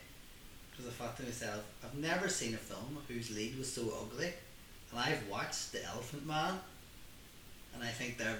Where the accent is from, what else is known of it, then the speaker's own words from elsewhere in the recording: Ireland; We are Irish, like.